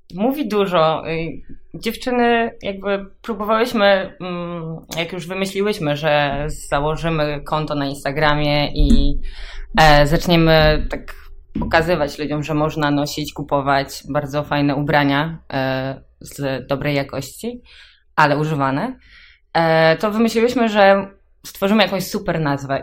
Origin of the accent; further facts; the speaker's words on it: Grudziądz, Kuyavian-Pomeranian Voivodeship, Poland; ja jestem z Grudziądza